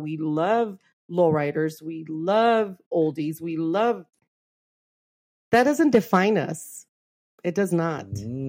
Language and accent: English; Los Angeles, California, United States; I'm from East LA, man.